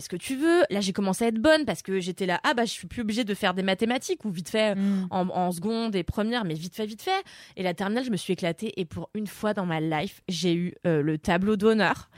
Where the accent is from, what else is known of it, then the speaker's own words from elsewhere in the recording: Levallois-Perret, Île-de-France, France; moi j'ai grandi à Levallois